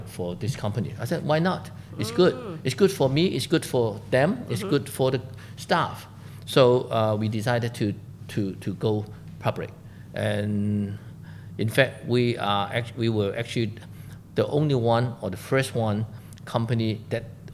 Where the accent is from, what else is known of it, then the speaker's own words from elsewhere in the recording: Hong Kong; I'm 100% made in Hong Kong, because I was born in Hong Kong, I was educated in Hong Kong. I never leave Hong Kong